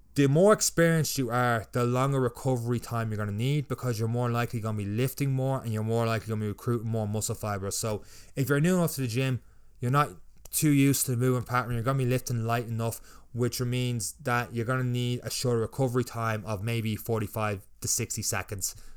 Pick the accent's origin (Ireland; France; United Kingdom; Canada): Ireland; I would be the Irish version